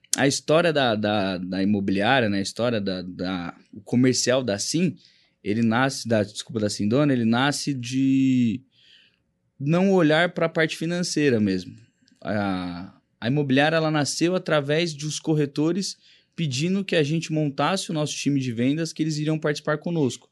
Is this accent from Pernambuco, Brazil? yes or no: no; Rondon, Paraná, Brazil; moved away as an adult; now in São Paulo, Brazil; eu vim do Paraná para cá. É, atuei um pouco lá